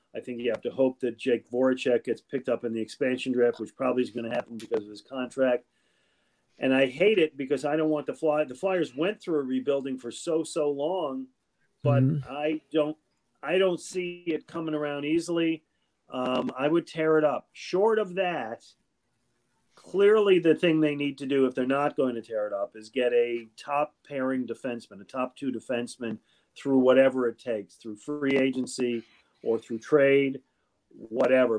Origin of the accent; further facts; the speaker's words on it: Buffalo, New York, United States; I grew up in Buffalo, New York